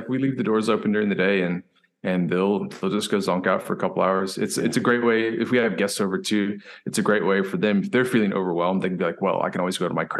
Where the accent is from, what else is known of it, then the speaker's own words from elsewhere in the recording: South Africa; moved away; Unfortunately, I had to leave them when I came from South Africa, but I want to get back into that.